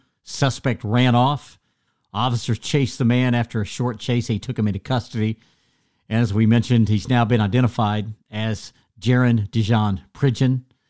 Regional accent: Fort Gibson, Oklahoma, United States; also born or lived in Muskogee, Oklahoma; I grew up in Fort Gibson, right there in the shadows of Muskogee, and spent most of my life in Muskogee.

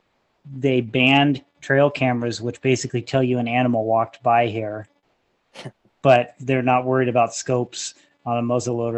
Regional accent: Oregon, United States; I'm from Oregon, and in Oregon, everything is traditional with a muzzleloader.

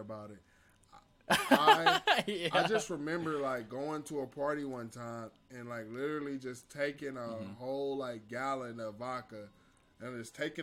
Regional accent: Cleveland, Ohio, United States; moved away as an adult; now in Arkansas, United States; I'm from Cleveland. Cleveland, Ohio

